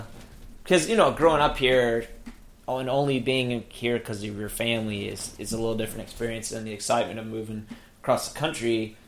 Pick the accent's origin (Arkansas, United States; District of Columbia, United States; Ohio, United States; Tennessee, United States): District of Columbia, United States; Washington; also born or lived in Michigan / Chicago area; I'm actually from here, from DC area. Okay. Yeah. I moved here when I was almost five from Michigan, mm-hmm. and I was born in Chicago area